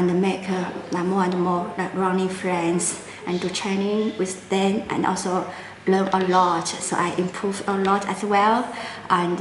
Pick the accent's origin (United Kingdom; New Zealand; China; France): China; English is a second language; also born or lived in Guangzhou, Guangdong, China / central China; now in Shanghai, China; I'm from China. But yeah, I'm like born in Guangzhou, so it's like south of China, so it's just next to Hong Kong. But like my dad is in like from the middle of China